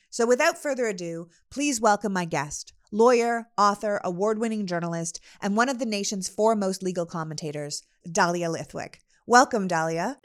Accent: Canada; now in United States; we're both good old Canadian girls

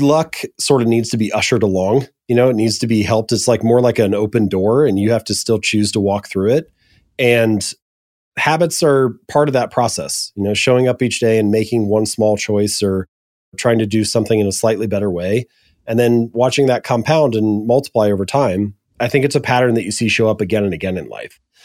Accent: Hamilton, Ohio, United States; now in Columbus, United States; I'm an Ohio boy. I was born and raised in Hamilton, Ohio.

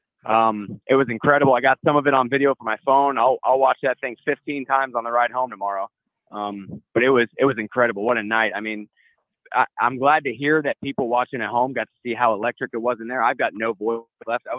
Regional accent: St. Augustine, Florida, United States; I'm from St. Augustine. I'm actually in Tallahassee now

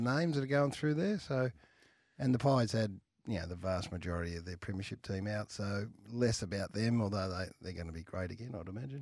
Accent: Australia; I'm an Aussie too

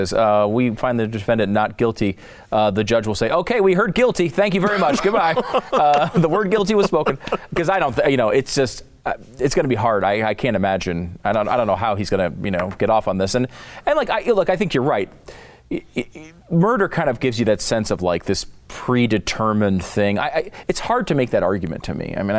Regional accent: Connecticut, United States; I mean, I'm like the whitest guy in the world and I grew up in Connecticut.

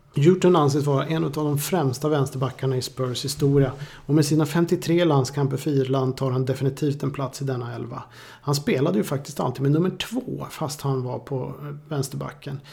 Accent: Boden, Norrbotten County, Sweden; moved away; Jag växte upp i Boden en gång för länge sedan.

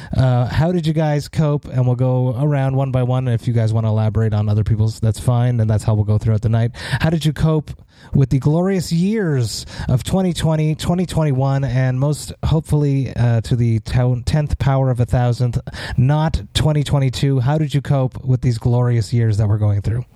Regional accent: Montreal, Quebec, Canada; see a big ass show in my hometown

